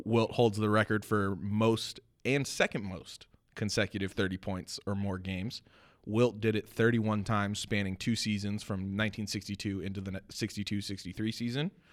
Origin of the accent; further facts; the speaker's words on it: United States; I am an American